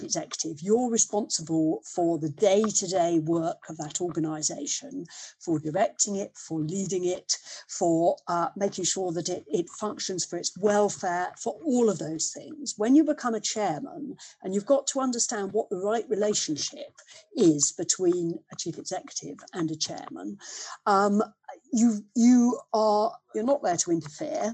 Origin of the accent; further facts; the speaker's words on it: Leicester, East Midlands, United Kingdom; growing up in Leicester, the part of Leicester we lived in was very, it was boot and shoe manufacturing at that stage